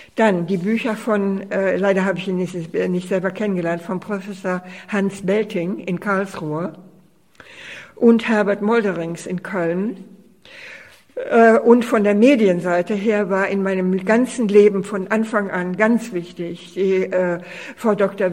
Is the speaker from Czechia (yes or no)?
yes; Czechia; also born or lived in Austria; now in Düsseldorf, Germany; ich komme aus der Tschechoslowakei.